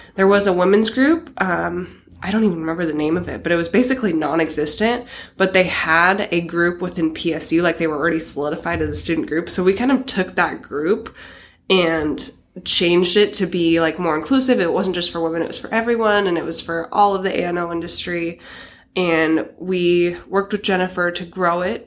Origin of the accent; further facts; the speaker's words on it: Astoria, Oregon, United States; moved away; I grew up in Astoria, Oregon